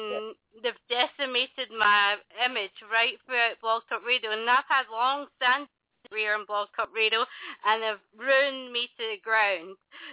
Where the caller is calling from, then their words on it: London, United Kingdom; I'm in London in the UK.